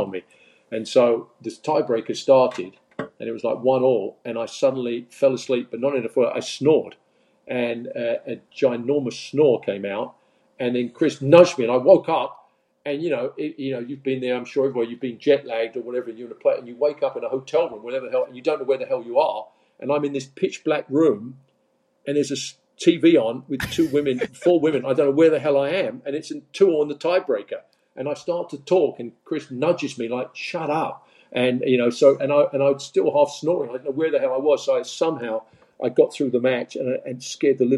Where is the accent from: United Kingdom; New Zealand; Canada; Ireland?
United Kingdom; Leigh-on-Sea, East of England; moved away as an adult; now in United States; I'm from Leon C near Southend